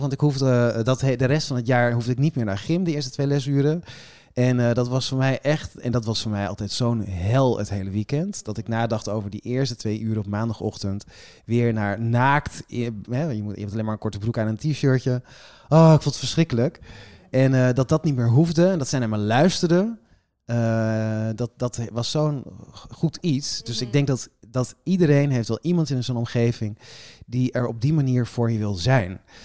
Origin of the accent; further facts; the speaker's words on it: Friesland, Netherlands; now in Amsterdam, Netherlands; ik woon in Amsterdam, ik ben geboren in Friesland